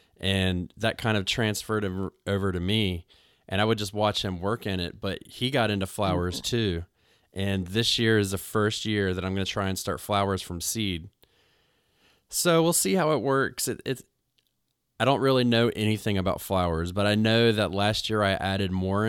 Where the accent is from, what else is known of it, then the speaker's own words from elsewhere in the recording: North Carolina, United States; I moved back home to where I'm from North Carolina, and it goes from winter directly into summer sometimes.